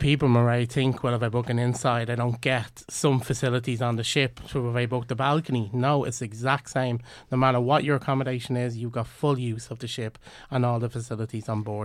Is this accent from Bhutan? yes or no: no; Ireland; we're Irish